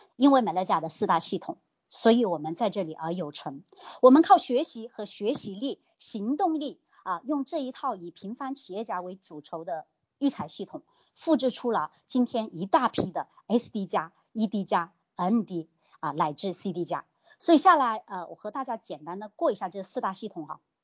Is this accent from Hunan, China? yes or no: yes; Hunan, China; 你说我们这吃辣椒长大的湖南人，你让我讲话慢一点真的太难了